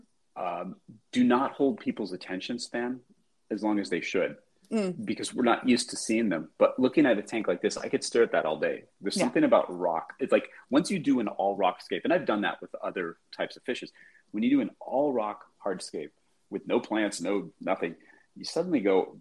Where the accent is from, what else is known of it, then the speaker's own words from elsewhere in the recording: Los Angeles, California, United States; I grew up in Los Angeles, right? Like suburbia here.